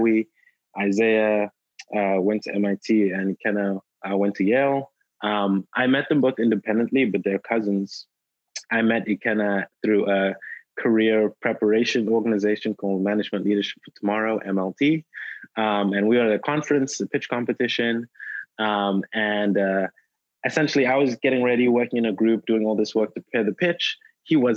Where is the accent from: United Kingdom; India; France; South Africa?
South Africa; moved away as an adult; also born or lived in Durham, North Carolina, United States; now in Nigeria; I was born in Nigeria, grew up in South Africa.